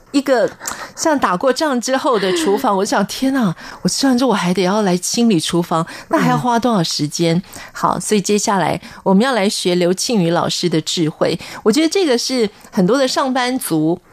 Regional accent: Taiwan; 我自己小时候也在眷村长大

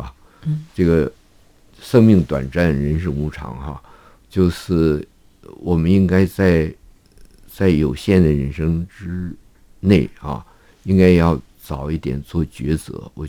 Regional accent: China; now in Taiwan; 因为正好日本人走了嘛，我我们从大陆来的人越来越多了啊

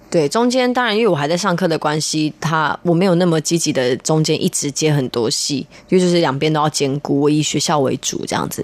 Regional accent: Taipei, Taiwan; 我是就是土生土长的台北人

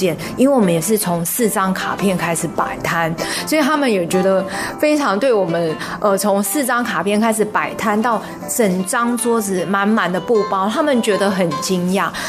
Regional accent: Taichung, Taiwan; moved away as an adult; now in Zhongli, Taiwan; 因为，呃，坦白讲，我们是从台中嫁到中坜，那呃，当初要摆市集的时候，我们想说先从家的范围开始

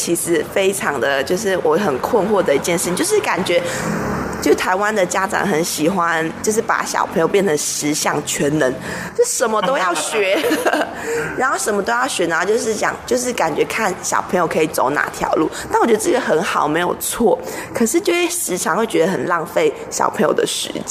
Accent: Shanghai, China; 这个目的就是因为我们从小在大陆念书嘛，在上海念舞蹈学校

